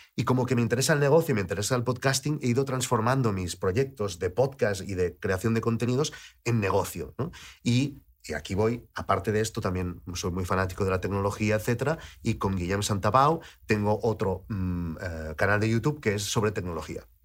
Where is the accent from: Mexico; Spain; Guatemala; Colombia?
Spain; Lleida, Catalonia; moved away; also born or lived in Barcelona; yo vivía en Lleida, yo crecí en Lleida, aunque nací en Barcelona